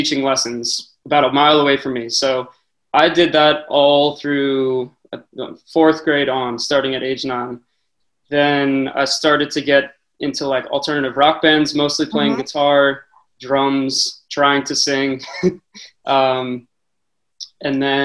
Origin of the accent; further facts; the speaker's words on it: Scranton, Pennsylvania, United States; I was born in Scranton, actually. I was the only person in my family to be born in Scranton. They're all from, like, around New York City and everything.